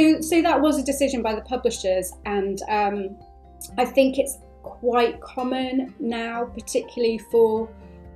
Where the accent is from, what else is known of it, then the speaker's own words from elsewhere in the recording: United Kingdom; I'm half Irish and I'm half Bangladeshi, and I've spent time in, I'm British as well